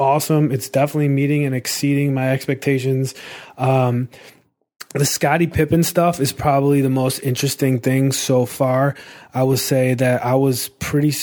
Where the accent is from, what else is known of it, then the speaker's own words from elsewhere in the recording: Naperville, Illinois, United States; you were really from Naperville, where we are from, me and Andre